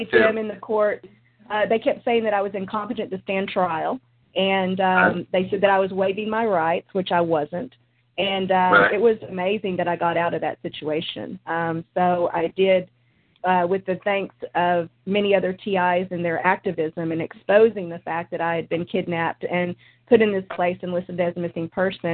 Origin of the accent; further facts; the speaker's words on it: Dallas-Fort Worth area, Texas, United States; I grew up here and I live here now